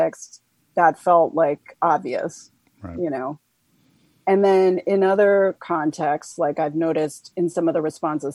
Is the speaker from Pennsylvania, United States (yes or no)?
no; Washington, District of Columbia, United States; I grew up in Washington, D.C.